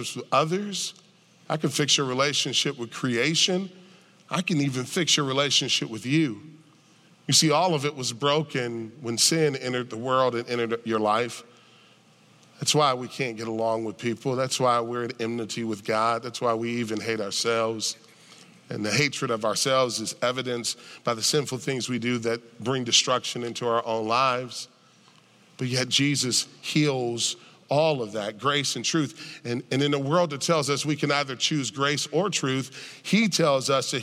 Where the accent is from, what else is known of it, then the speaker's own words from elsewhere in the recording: United States; I'm an American